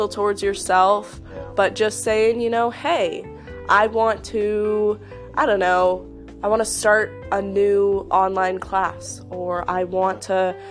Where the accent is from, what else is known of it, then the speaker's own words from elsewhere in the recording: Colorado, United States; Growing up, I grew up in Colorado